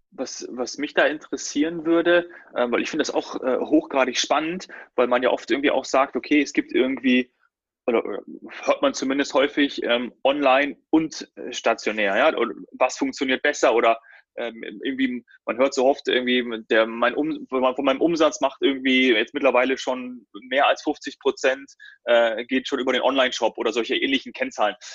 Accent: Munich, Bavaria, Germany; ich komme ja auch aus München.

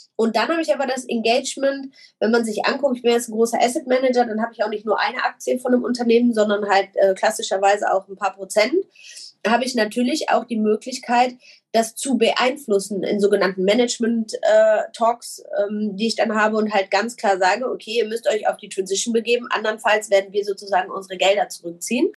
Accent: Germany; ich jetzt als Deutscher

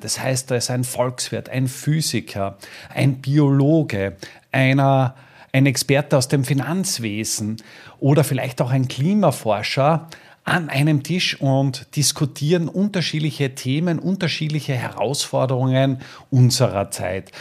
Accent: Styria, Austria; hier bei uns in der Steiermark

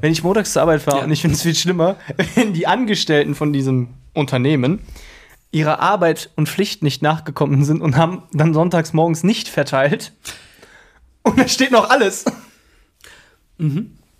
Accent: Krefeld, North Rhine-Westphalia, Germany; bei uns in Krefeld

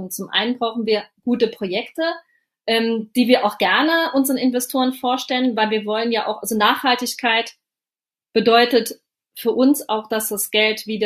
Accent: Saarland, Germany; Ich sitze in meinem Homeoffice und das ist im Saarland. Das ist meine Heimat.

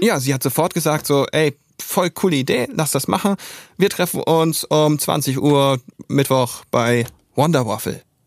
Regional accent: Neumünster, Schleswig-Holstein, Germany; Ich komme aus Neumünster.

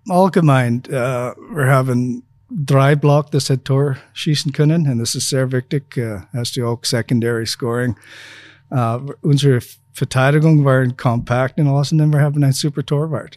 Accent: Saskatchewan, Canada; German is a second language; moved away as an adult; also born or lived in Feldkirch, Austria; now in Linz, Austria; meine Heimat in canada Saskatchewan

